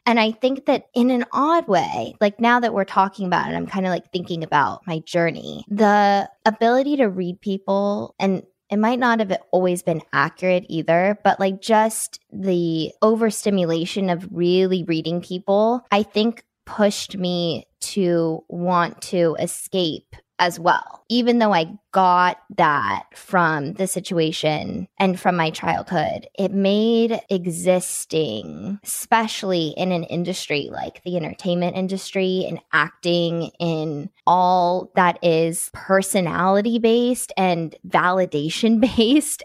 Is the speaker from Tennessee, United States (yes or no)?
yes; Nashville, Tennessee, United States; now in Los Angeles, United States; I grew up in Nashville